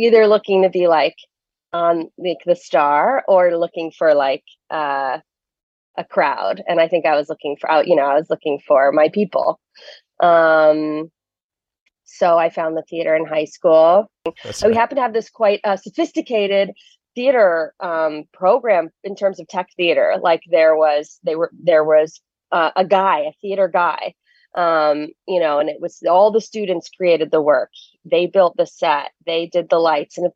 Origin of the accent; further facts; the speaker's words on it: New Jersey, United States; now in New York City, United States; I grew up in New Jersey, right outside the city